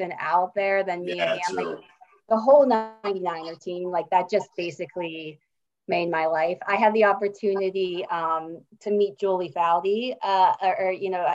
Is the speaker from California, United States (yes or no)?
no; Pittsburgh, Pennsylvania, United States; accent: Yinzer; I'm from Pittsburgh, born and raised